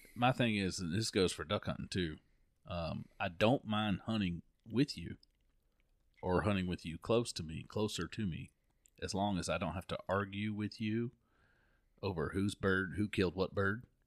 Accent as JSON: {"language": "English", "region": "Florida", "country": "United States", "said": "I'm from Florida"}